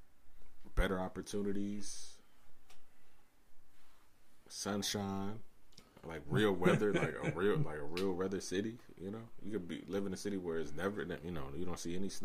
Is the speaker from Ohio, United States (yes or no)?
yes; Cleveland, Ohio, United States; we're from Cleveland